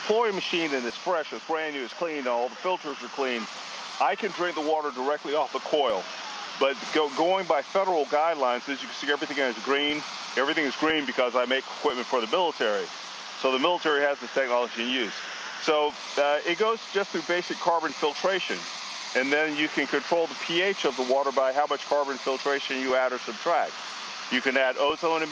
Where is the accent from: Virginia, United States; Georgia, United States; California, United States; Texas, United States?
Texas, United States; as a kid, growing up in Texas